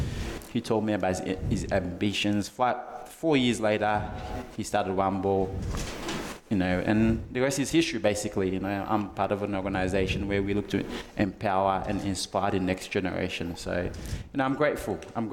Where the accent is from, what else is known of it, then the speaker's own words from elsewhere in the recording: Tasmania, Australia; now in Melbourne, Australia; So I'm from Tasmania and I've been in Melbourne for 10 years.